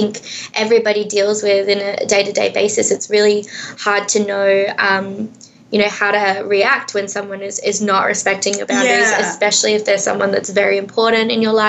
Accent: Perth, Western Australia, Australia; moved away as an adult; now in Vancouver, Canada; I am from Australia. I grew up in Perth, Western Australia

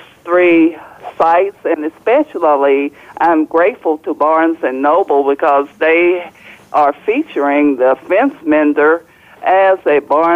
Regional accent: the South, United States; moved away as an adult; also born or lived in Chapel Hill, North Carolina / Manchester, England / Nigeria; I grew up in the South that was segregated

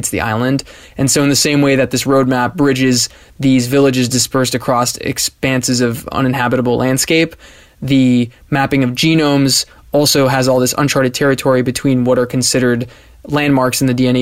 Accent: San Diego, California, United States; now in Budapest, Hungary; I'm from San Diego, California

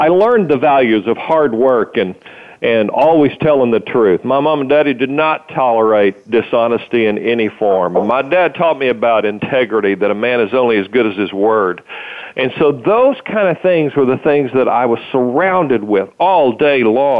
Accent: Muskogee, Oklahoma, United States; I grew up in Muskogee, Oklahoma

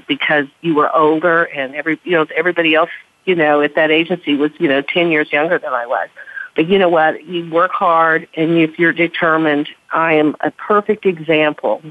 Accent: Oklahoma, United States; moved away; I was from Oklahoma

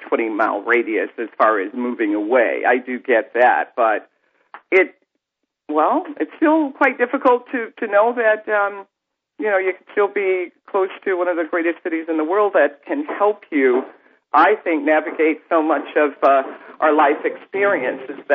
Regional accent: upstate New York, United States; now in New Jersey, United States; I grew up in New York State, not New York City, but upstate New York

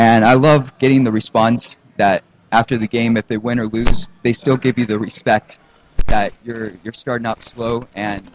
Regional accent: Buenos Aires, Argentina; now in Arizona, United States; I'm from Argentina, so growing up, I had to speak, try to learn two languages

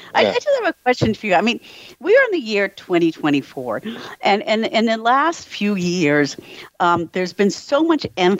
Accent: Rhode Island, United States; I grew up in Rhode Island

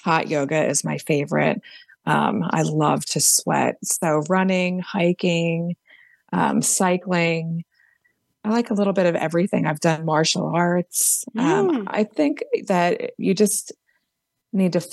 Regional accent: Philadelphia, Pennsylvania, United States; I'm from Philadelphia

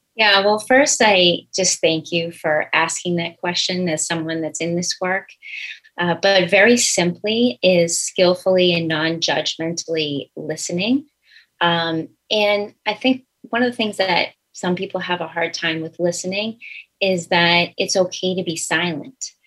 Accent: Billerica, Massachusetts, United States; I grew up in Billerica, Massachusetts, which is absolutely a sports town

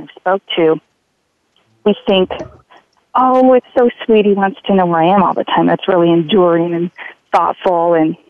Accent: Alaska, United States; moved away; also born or lived in California / Hawaii; I was born in California, and I grew up in Alaska, and then we moved to Hawaii

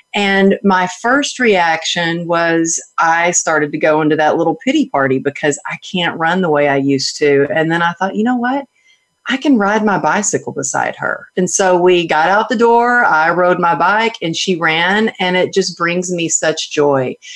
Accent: Texas, United States; I grew up in Texas where it was all about cowgirl up and suck it up

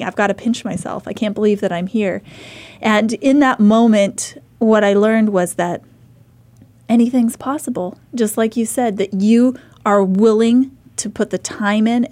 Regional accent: Idaho, United States; I'm a mom from Idaho

